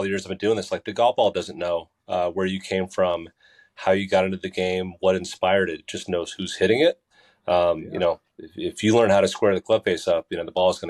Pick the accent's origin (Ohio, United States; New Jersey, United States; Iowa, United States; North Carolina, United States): New Jersey, United States; Basking Ridge; I'll always come back to saying I'm from Basking Ridge, New Jersey, right in the middle of the state. You know, I grew up in a family where my dad worked in New York City for Pfizer for over 25 years.